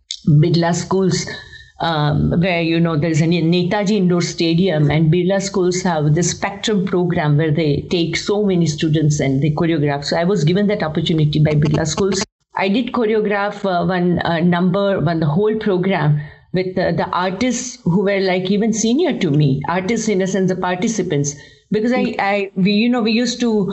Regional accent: Kolkata, West Bengal, India; moved away as an adult; now in Mumbai, India; I'm from Kolkata, born and raised in Kolkata, and then moved to Mumbai.

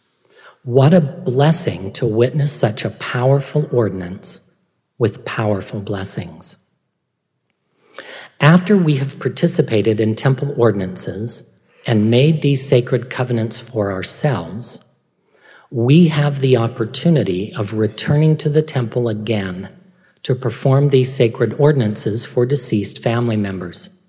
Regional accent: Perry, Utah, United States; I grew up in Perry, Utah

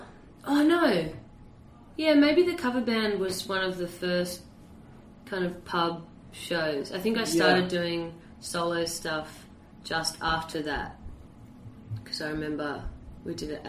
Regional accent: Sydney, New South Wales, Australia; I think growing up in Sydney, well, anywhere, I guess, in Australia especially

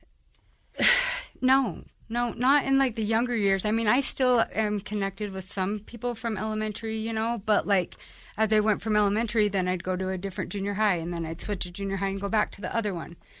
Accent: Ogden, Utah, United States; So, I'm from Ogden. Um, I was born and raised in the area of Ogden

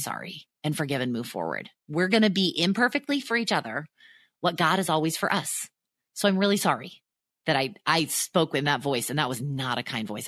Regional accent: near Disneyland, Southern California, United States; also born or lived in Chicago; I grew up near Disneyland

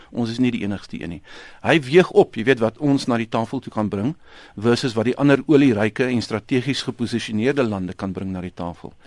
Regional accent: South Africa; as Suid-Afrikaners

